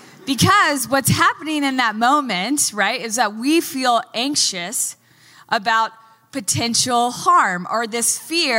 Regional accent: Texas, United States; moved away; I'm from Texas

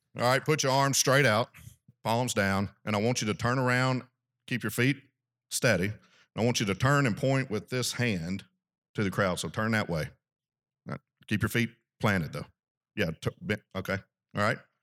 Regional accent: South Arkansas, United States; I grew up in South Arkansas

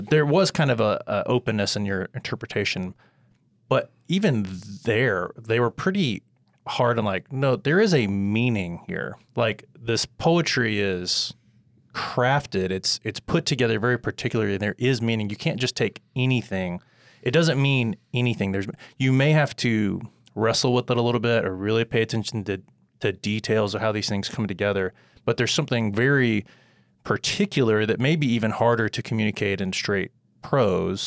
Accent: United States; as an American reader

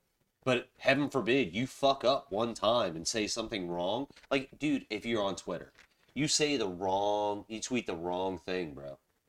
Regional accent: Charleston, South Carolina, United States; I mean, I grew up in Charleston, South Carolina.

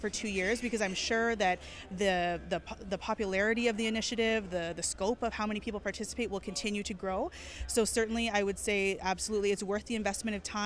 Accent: Winnipeg, Manitoba, Canada; you're born and raised in Winnipeg

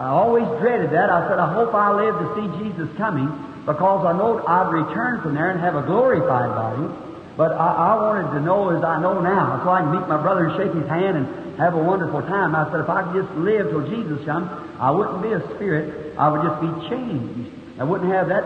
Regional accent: Kentucky, United States; I was born in Kentucky where they don't have a birth record

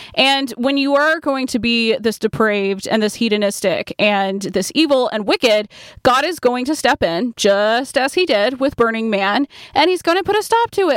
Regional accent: Point Clear, Alabama, United States; I grew up in Point Clear, Alabama, and it is a very artistic little town

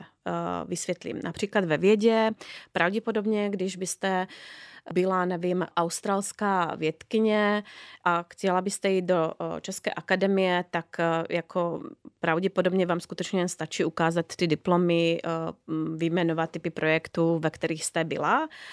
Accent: Slovakia; now in Czech Republic; já pocházím ze Slovenska

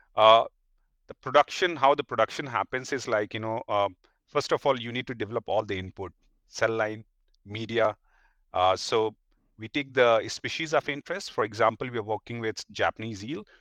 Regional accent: India; as an Indian

